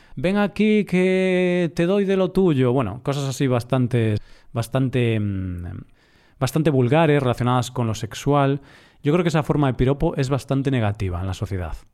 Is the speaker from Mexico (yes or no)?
no; Galicia, Spain; yo soy del norte, soy de Galicia